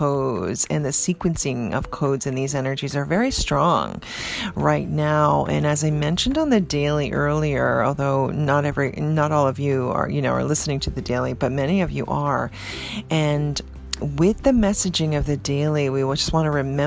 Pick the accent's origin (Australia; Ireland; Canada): Canada; now in New York, United States; Growing up in Canada